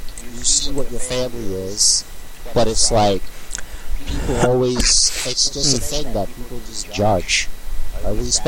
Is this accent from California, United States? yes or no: no; New York City, New York, United States; I grew up in Coney Island.